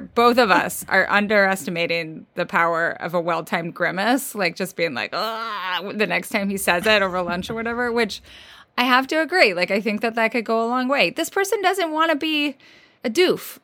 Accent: Midwest, United States; I'm from the Midwest, sort of.

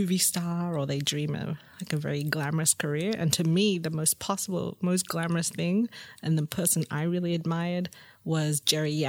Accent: Sydney, New South Wales, Australia; also born or lived in Singapore; I grew up in Sydney in Lane Cove

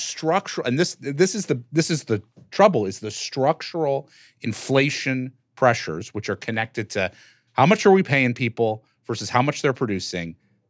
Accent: Detroit, Michigan, United States; born or raised there

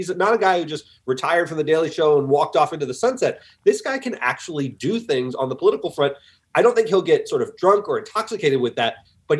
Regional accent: East Coast, United States; I'm from the East Coast

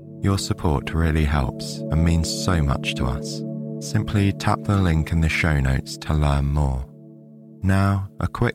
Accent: England, United Kingdom; my home country of England

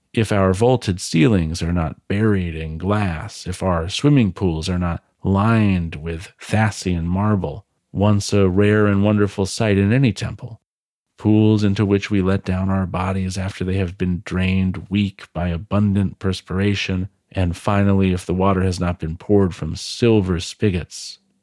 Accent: United States; I'm American, for the time being

